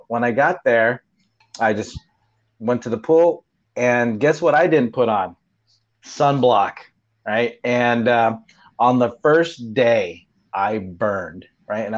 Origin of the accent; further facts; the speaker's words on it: San Diego, California, United States; growing up in Southern California, San Diego